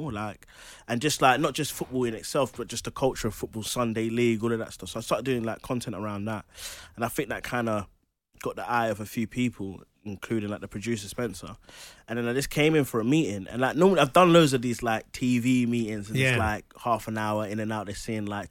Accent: London, United Kingdom; I'm from Charlton, yes. I'm from like East Greenwich, Charlton. So Charlton is my local. The Valley's like 10-minute walk from my house.

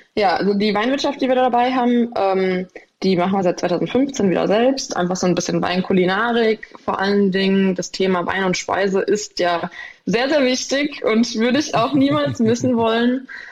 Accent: Nierstein, Rhineland-Palatinate, Germany; weil für mich Riesling nochmal den besonderen Stellenbezug hat, einfach für meine Heimat. Roter Hang ist einfach für mich Riesling

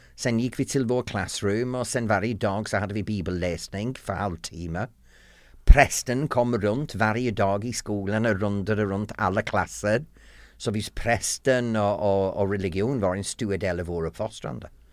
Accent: the north of England, United Kingdom; Swedish is a second language; moved away as an adult; also born or lived in United States / London; now in Sweden; jag kommer från norra England, en pytteliten by som är väldigt lik Hem till gården, Emmerdale Farm, den tv-program

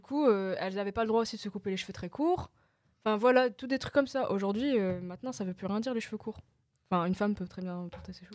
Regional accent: the North, Hauts-de-France, France; j'ai grandi en France

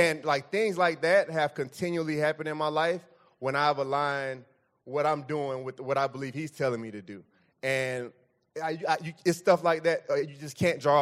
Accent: Fort Lauderdale, Florida, United States; moved away; I'm from Fort Lauderdale, like, thirty minutes north of Mi-, north of Miami

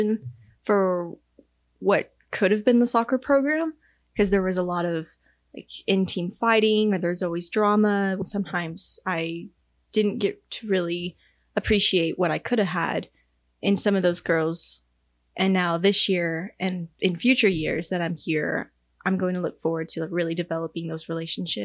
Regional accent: Texas, United States; now in Kansas, United States; I'm from Texas.

